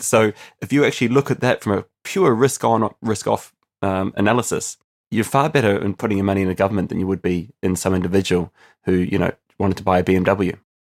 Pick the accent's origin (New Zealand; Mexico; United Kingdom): New Zealand; moved away as an adult; now in Ireland; I'm actually originally from New Zealand, but I've been living on an island now for almost ten years